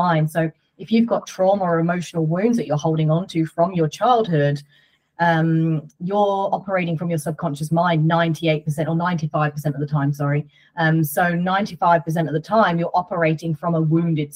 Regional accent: United Kingdom; I'm British

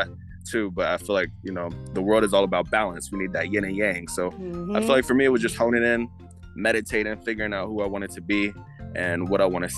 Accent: Atlanta, Georgia, United States; also born or lived in New Jersey; I'm from New Jersey, but I've been in Atlanta my whole life

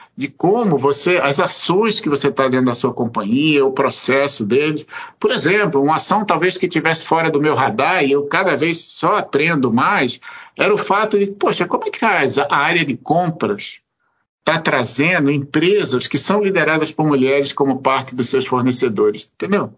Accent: Pernambuco, Brazil; moved away; eu sou pernambucano, eu sou nordestino, eu vim, na verdade, de uma família sobre algum aspecto muito muito patriarcal

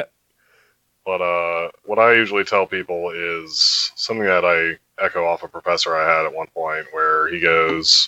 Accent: outside of Baltimore, Maryland, United States; I grew up outside of Baltimore

